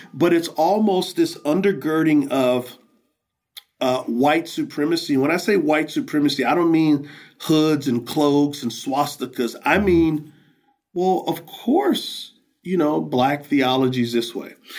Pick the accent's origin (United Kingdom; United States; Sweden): United States; San Antonio, Texas; I grew up in San Antonio, Texas, on the west side